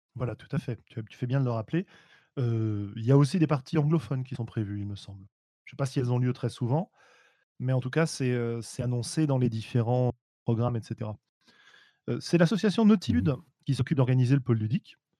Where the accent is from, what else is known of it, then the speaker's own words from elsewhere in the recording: Paris, Île-de-France, France; je suis parisien.